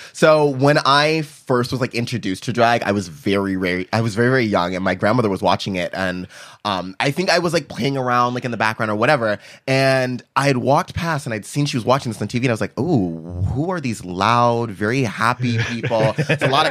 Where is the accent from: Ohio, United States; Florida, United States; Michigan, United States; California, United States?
California, United States; San Diego; I grew up in Encanto, and I went to Morris High School.